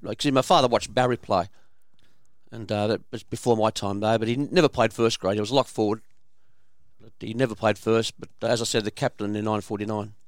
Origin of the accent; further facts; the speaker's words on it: Kingsford, New South Wales, Australia; my father's family, lived at four hundred and fifty-five Anzac Parade, Kingsford